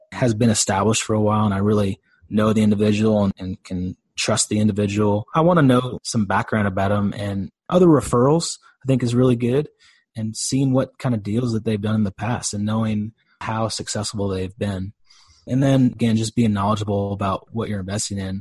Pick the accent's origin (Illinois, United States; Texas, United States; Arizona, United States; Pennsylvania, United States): Texas, United States; Dallas; I'm from Dallas, Texas